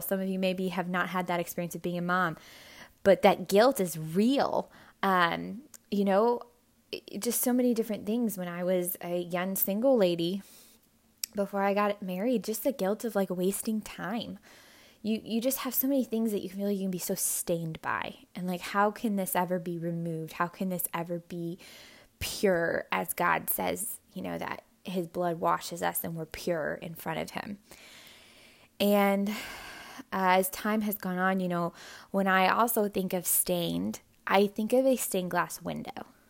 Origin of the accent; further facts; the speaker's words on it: Hawaii, United States; I was born in Hawaii